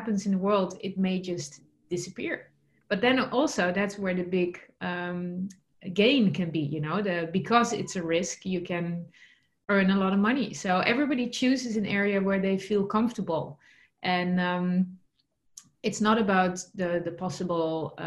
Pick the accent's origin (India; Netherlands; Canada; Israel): Netherlands; English is a second language; moved away; I'm originally from the Netherlands